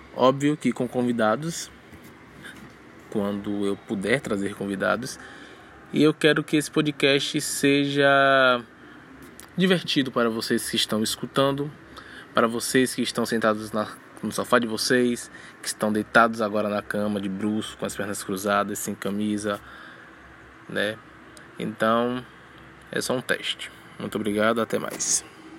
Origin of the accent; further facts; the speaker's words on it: Bahia, Brazil; sou da Bahia.